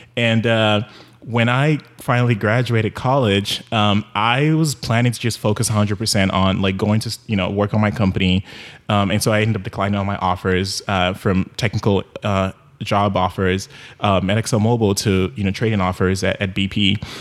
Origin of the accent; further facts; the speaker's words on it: Nigeria; moved away; also born or lived in Houston; growing up in Nigeria